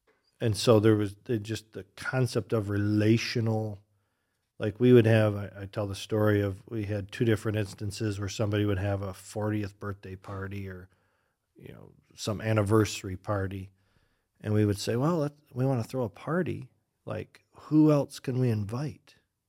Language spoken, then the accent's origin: English; Oregon, United States; now in Michigan, United States; Growing up in Oregon, they had no conception of another church of any stripe.